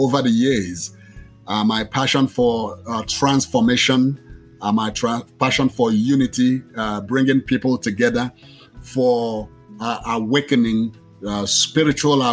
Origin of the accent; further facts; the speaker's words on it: Nigeria; moved away as an adult; now in Austin, United States; I was originally born in Nigeria